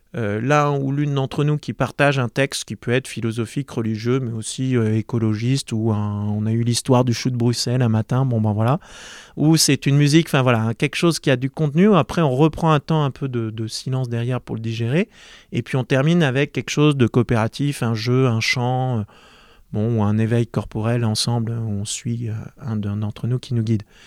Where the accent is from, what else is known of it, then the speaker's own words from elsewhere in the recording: Marseille, Provence-Alpes-Côte d'Azur, France; J'ai grandi à Marseille